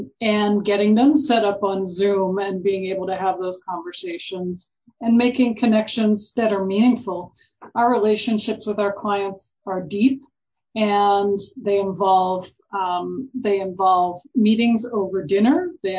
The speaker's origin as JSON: {"language": "English", "region": "Virginia", "country": "United States", "said": "So I'm originally from Virginia."}